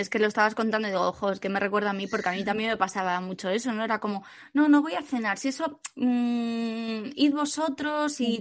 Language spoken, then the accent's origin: Spanish; Asturias, Spain; hasta mi tierra querida, hasta Asturias